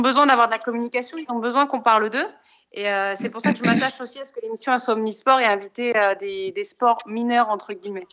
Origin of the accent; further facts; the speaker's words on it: Saint-Germain-en-Laye, Île-de-France, France; J'ai grandi à Saint-Germain-en-Laye